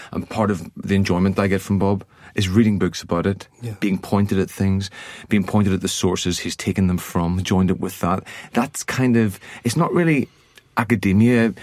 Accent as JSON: {"language": "English", "country": "Ireland", "tie": "born or raised there", "said": "I grew up in Ireland"}